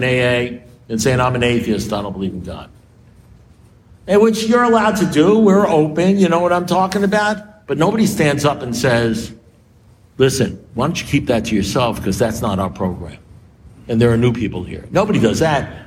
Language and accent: English; New York, United States; I'm a New Yorker